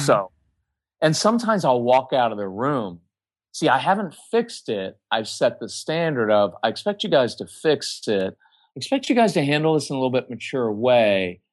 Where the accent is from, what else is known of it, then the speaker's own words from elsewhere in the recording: Texas, United States; we're from Texas